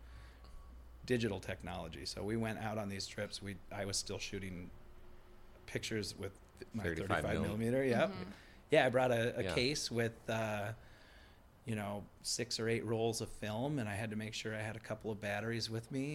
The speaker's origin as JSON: {"language": "English", "region": "Minnesota", "country": "United States", "tie": "born or raised there", "also_born_or_lived": "Portland, Oregon", "said": "I'm kind of Minnesota raised. I was born in Portland, Oregon, but I moved back here before I can remember"}